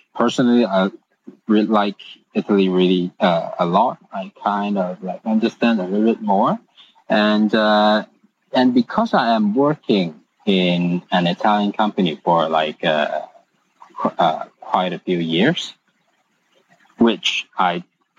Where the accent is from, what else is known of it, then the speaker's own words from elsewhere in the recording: Hong Kong; Yes, all Hong Kong.